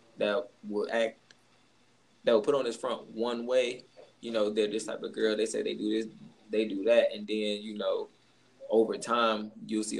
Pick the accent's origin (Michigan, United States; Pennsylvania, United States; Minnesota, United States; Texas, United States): Michigan, United States; Detroit; I'm from Detroit.